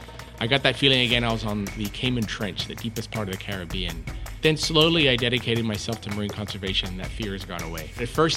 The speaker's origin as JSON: {"language": "English", "town": "Sydney", "region": "New South Wales", "country": "Australia", "tie": "born or raised there", "said": "I grew up in Sydney, in Australia."}